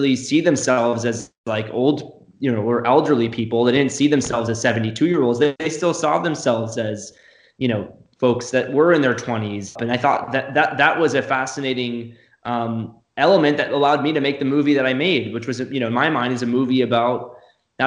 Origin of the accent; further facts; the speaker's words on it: Florida, United States; I'm from Florida